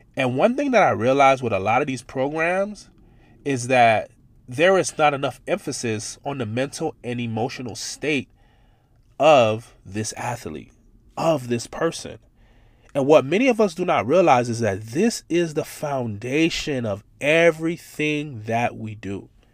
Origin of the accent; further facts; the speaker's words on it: Miami, Florida, United States; growing up in Miami, Florida